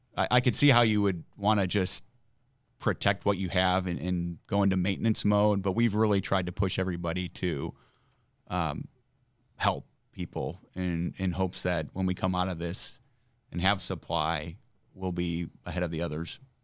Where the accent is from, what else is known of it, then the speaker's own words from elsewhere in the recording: Granger, Indiana, United States; I grew up in South Bend, Indiana